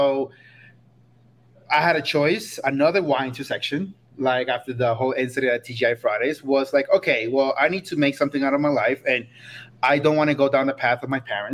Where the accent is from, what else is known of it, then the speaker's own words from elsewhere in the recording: New York, United States; moved away as an adult; also born or lived in Costa Rica; now in Aspen, United States; I grew up in New York